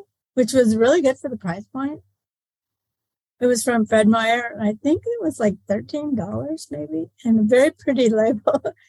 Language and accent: English; Canada; I was born in Canada and we had a cabin with no electricity, outhouses, and a lot of those lanterns.